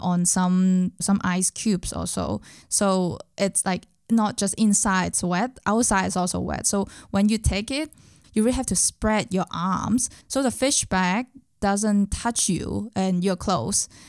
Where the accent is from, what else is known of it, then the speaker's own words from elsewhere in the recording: Hong Kong; English is a second language; moved away as an adult; now in Berlin, Germany; I was also a very, very local person when I was in Hong Kong